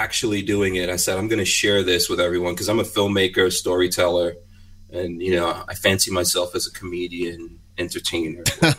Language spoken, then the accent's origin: English; New York City, New York, United States; now in Florida, United States; I grew up in New York City. We moved to Florida